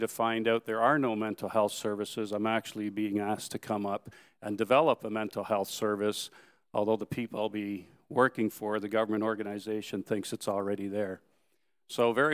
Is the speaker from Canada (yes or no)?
yes; Newmarket, Ontario, Canada; I said, oh, Newmarket.